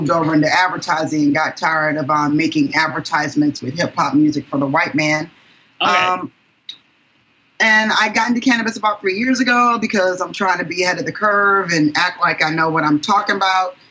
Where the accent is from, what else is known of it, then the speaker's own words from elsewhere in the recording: Detroit, Michigan, United States; I'm from Detroit.